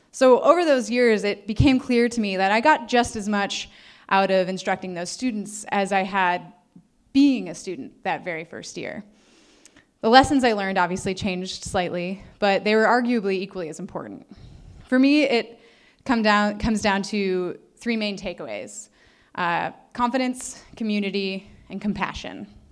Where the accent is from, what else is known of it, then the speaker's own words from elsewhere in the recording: Northeastern Ohio, United States; I was born and raised in Northeastern Ohio